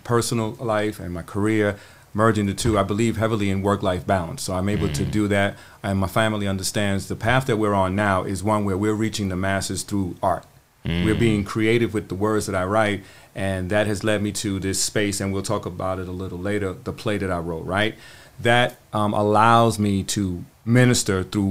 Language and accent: English; New York City, New York, United States; moved away as an adult; now in Charlotte, United States; I'm a simple dude from the Bronx. Born and raised in New York City, been living in Charlotte now for about 21 years